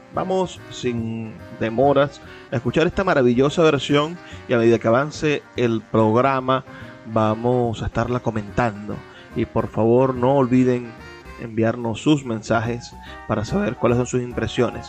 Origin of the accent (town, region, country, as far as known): Venezuela